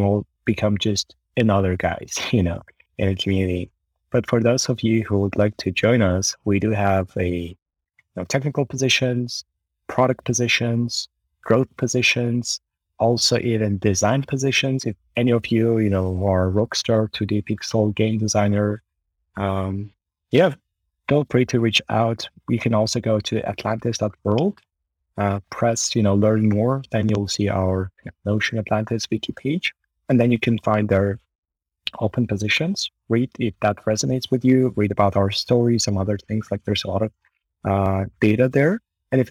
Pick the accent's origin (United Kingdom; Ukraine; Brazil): Ukraine; Kharkiv, Kharkiv Oblast; moved away as an adult; also born or lived in Kyiv; I'm actually from Ukraine. I grew up in a city called Kharkiv, which is the second largest city in Ukraine and the first capital